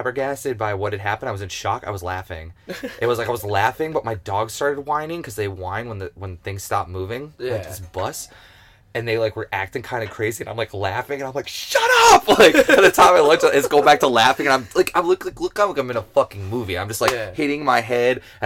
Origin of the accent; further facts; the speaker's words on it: Cleveland, Ohio, United States; now in Western Massachusetts, United States; I grew up in Cleveland, Ohio